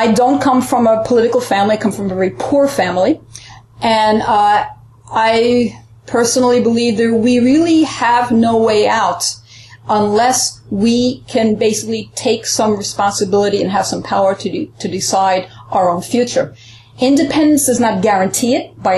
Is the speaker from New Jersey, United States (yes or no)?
no; New York, United States; also born or lived in Puerto Rico; I grew up partly in New York, that's why I speak English well. And I live there and in Puerto Rico.